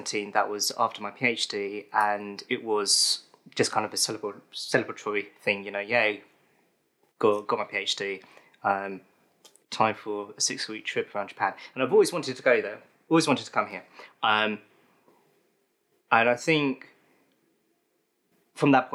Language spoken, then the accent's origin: English; London, United Kingdom; I'm from London in the United Kingdom